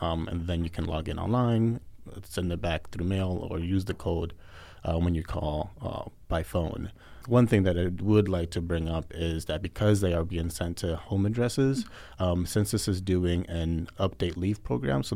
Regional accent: Boston, Massachusetts, United States; moved away as an adult; now in Arizona, United States; I'm from Boston

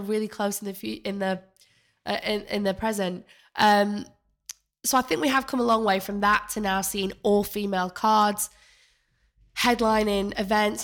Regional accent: Manchester, North West England, United Kingdom; moved away as an adult; now in London, United Kingdom; I came to London, uh, when I was eighteen after I grew up in Manchester

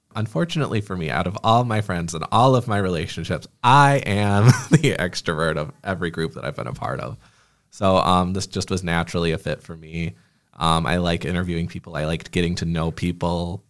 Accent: Clio, Michigan, United States; also born or lived in Flint, Michigan; now in Lansing, United States; I grew up in a small town called Clio, Michigan

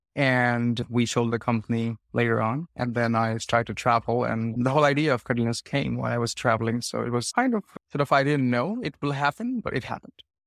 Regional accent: India; moved away; I'm from India originally

